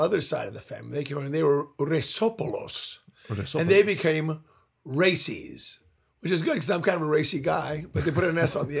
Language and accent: English; Moreno Valley, California, United States; I grew up out in Riverside County, which was a very agrarian area. And in the area that we actually grew up in, became Moreno Valley.